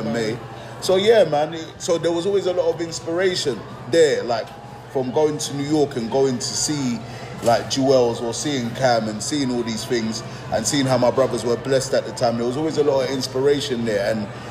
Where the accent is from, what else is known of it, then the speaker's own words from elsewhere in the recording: Nigeria; now in England, United Kingdom; being a Nigerian expat um, to England. Obviously, parents went, mother went to Nigeria and we were raised there